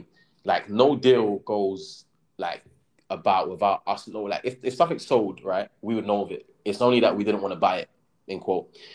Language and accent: English; London, United Kingdom; I grew up in Brixton and yeah, I was still living kind of like around the area when I was that age